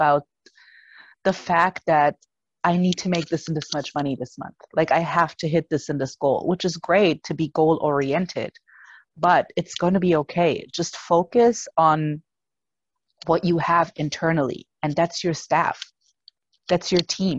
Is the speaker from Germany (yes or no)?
yes; Germany; English is a second language; moved away; I was born and raised in Germany